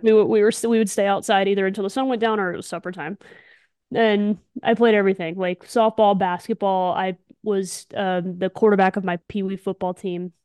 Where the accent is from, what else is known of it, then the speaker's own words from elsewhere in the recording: Morris, Alabama, United States; also born or lived in Birmingham, Alabama; Lived in Morris, Alabama, my whole life